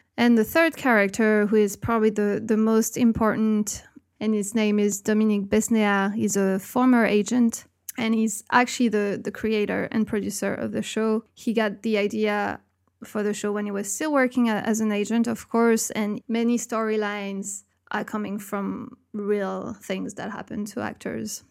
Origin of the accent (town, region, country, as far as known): France